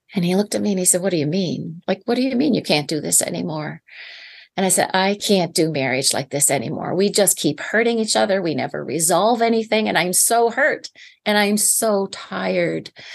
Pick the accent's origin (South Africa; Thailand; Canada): Canada; Prince Edward Island; I'm from Eastern Canada, born and raised, and I live on a small island Island. It's called the Million Acre Farm, Prince Edward Island